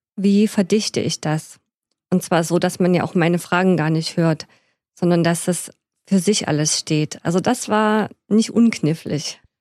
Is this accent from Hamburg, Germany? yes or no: no; Stollberg, Saxony, Germany; now in Leipzig, Germany; in die Messe in Stolberg im Erzgebirge, wo ich geboren bin